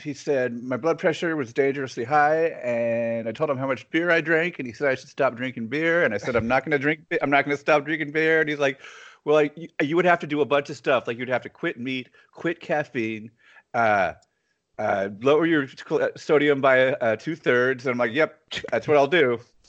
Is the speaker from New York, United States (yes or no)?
no; Northern California, United States; We're from Northern California, aren't we?